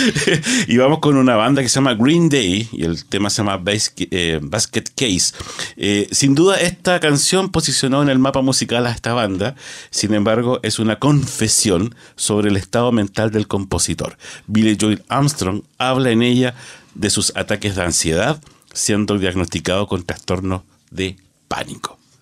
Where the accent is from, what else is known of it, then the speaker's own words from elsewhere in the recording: Chile; nosotros como sociedad chilena